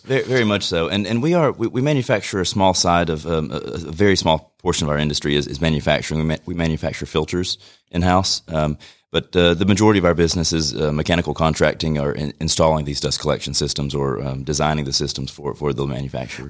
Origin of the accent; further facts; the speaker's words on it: Rome, Georgia, United States; born and raised here in Rome.